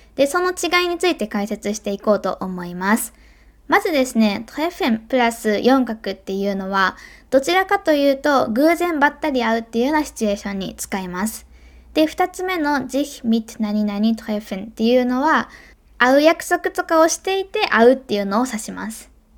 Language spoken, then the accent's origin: Japanese; Kobe, Hyogo, Japan; 神戸でね生まれ育った私